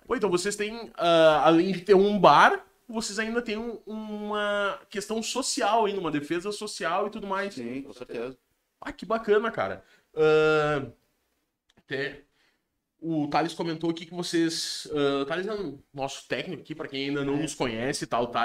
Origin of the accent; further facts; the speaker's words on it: Rio Grande do Sul, Brazil; eu sou brasileiro, tá ligado? Eu sou gaúcho.